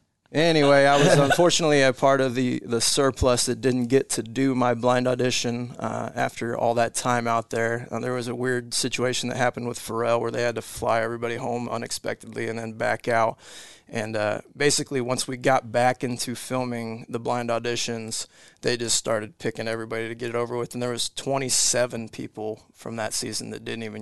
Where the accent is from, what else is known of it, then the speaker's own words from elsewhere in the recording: Bedford, Iowa, United States; also born or lived in Kansas / Colorado; kind of settled in Southwest Iowa, Bedford, Iowa, small town, about maybe 1,200 people. So that was kind of my upbringing. Like I said, bounced around a little growing up, Kansas, Colorado.